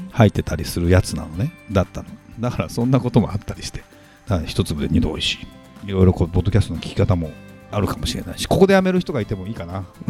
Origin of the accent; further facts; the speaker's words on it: Saitama, Japan; 僕埼玉県出身